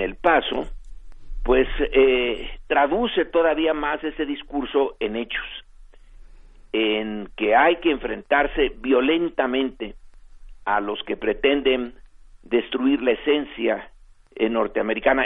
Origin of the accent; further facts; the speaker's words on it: Mexico; nosotros como mexicanos